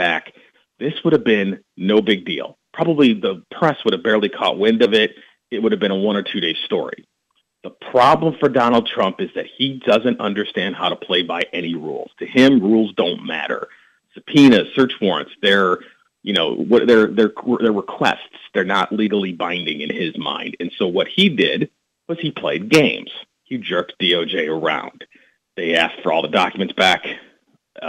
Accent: North Shore, suburbs of Chicago, Illinois, United States; moved away as an adult; now in Washington, D.C., United States; Illinois boy, born and raised North Shore, suburbs of Chicago, right along the lakefront

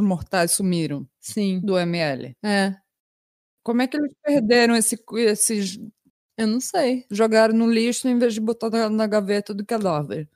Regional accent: Brazil; moved away; quando eu era jovem, morava no Brasil

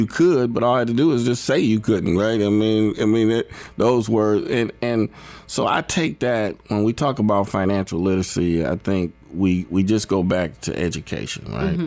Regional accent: Fort Wayne, Indiana, United States; I'm from Fort Wayne, Indiana

